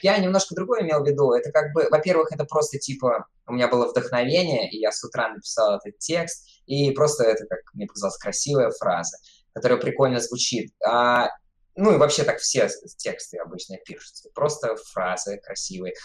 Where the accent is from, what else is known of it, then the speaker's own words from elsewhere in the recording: Siberia, Tomsk Oblast, Russia; now in Saint Petersburg, Russia; я из Томской, из Сибири